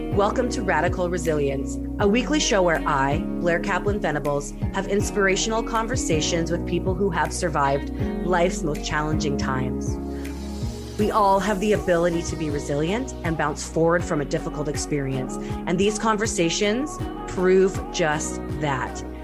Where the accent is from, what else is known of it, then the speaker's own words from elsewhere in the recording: Canada; I'm Canadian.